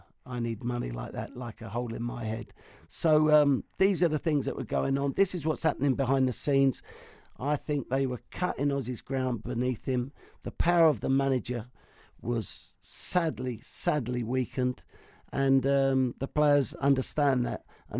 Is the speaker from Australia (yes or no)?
yes; Australia; Hadn't won anything. And Aussie manager, me as ass